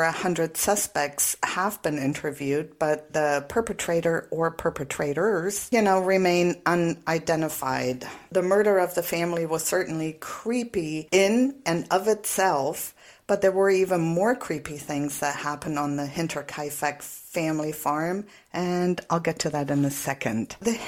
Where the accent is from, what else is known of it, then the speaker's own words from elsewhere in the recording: Germany; moved away; I am, believe it or not, back in my home country.